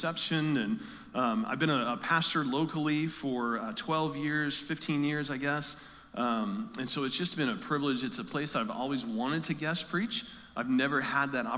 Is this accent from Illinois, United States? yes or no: yes; Metamora, Illinois, United States; I am from Metamora